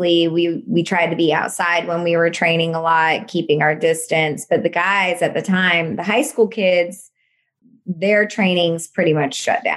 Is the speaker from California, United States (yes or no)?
no; St. Louis, Missouri, United States; I grew up in St. Louis